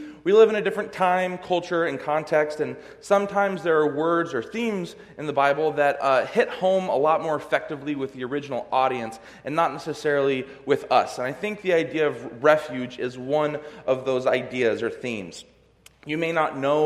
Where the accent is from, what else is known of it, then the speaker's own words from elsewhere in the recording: California, United States; now in Michigan, United States; I'm from California